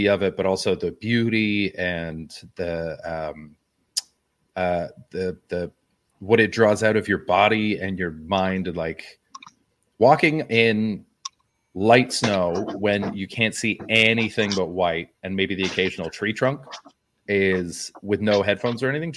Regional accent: West Coast, British Columbia, Canada; moved away as an adult; also born or lived in Montreal, Canada; now in Ireland; I'm from the West Coast

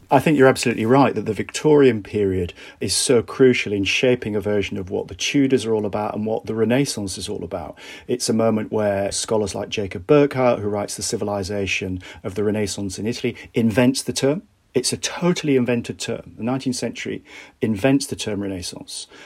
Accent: Bradford, Yorkshire and the Humber, United Kingdom; I grew up in Bradford in the nineteen eighties

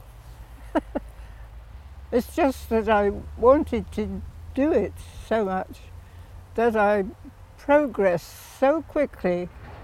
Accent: Witney, South East England, United Kingdom; there was an aerodrome not too far from the farm that we had

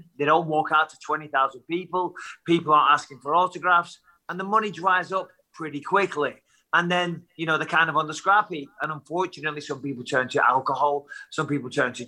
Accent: Clitheroe, North West England, United Kingdom; I come from Clitheroe

